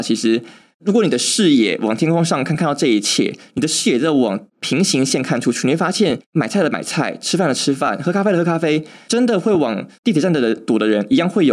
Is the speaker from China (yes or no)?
no; Taiwan; 身为台湾人